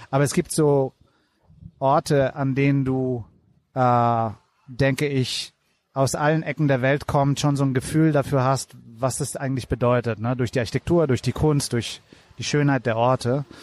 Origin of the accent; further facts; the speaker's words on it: Italy; German is a second language; ich komme aus Italien.